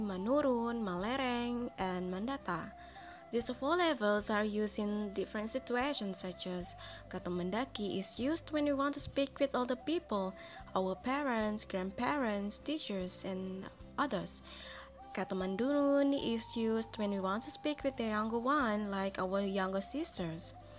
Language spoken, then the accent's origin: English; Payakumbuh, West Sumatra, Indonesia; I am from Payakumbuh, West Sumatra, which is about 3 hours from Padang, the capital city of West Sumatra